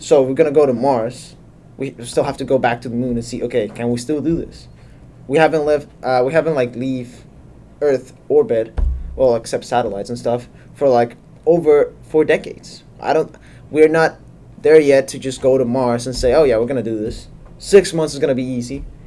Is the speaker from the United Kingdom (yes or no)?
no; Colombia; moved away; I'm from Colombia.